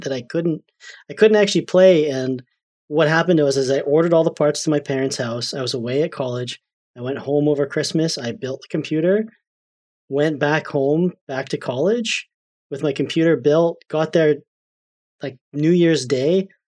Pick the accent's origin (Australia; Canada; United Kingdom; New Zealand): Canada; I'm Canadian